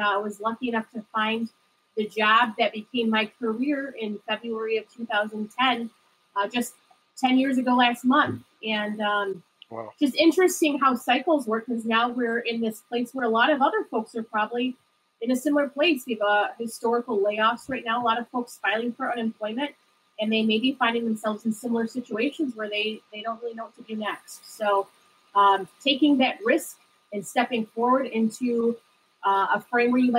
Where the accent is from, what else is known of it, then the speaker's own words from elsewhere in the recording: Detroit, Michigan, United States; I'm from the Detroit area originally, and I finished my master's at Wayne State